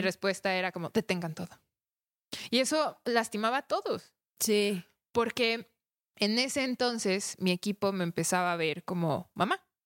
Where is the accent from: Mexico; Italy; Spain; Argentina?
Mexico; nosotros mismos como mexicanos